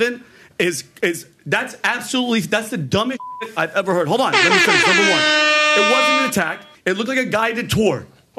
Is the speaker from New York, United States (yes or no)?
yes; New York, United States; my parents are immigrants, and I'm a New Yorker.